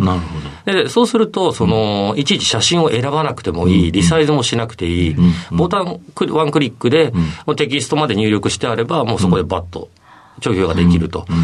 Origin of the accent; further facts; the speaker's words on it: Monbetsu, Hokkaido, Japan; 北海道のですね、オホーツク海側の、えー、紋別市というところになります